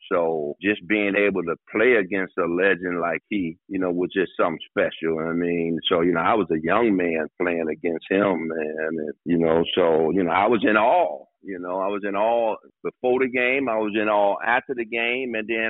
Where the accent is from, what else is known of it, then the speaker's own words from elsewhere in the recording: Detroit, Michigan, United States; I'm from Detroit, you know what I mean? So I had that style of, you know, being from Detroit.